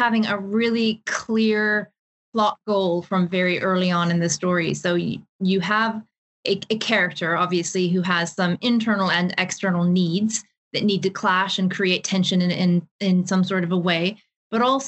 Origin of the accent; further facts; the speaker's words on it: Seattle, Washington, United States; moved away as an adult; also born or lived in Ireland; now in London, United Kingdom; So I'm originally from Seattle. I was born and raised there.